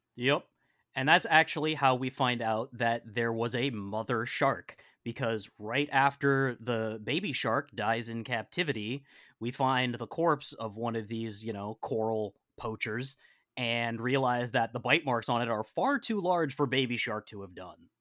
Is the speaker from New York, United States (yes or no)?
no; Western Massachusetts, United States; I grew up in Western Massachusetts